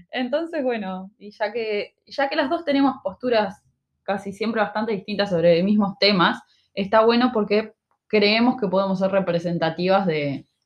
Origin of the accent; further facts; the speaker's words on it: Montevideo, Uruguay; moved away as an adult; also born or lived in Ciudad de la Costa, Uruguay; now in Australia; somos hermanas. Crecimos, nacimos, crecimos y fuimos criadas en Uruguay, en Montevideo